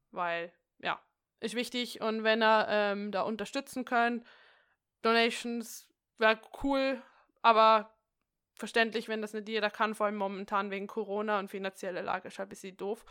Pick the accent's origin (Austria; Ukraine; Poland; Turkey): Austria; bei uns in Österreich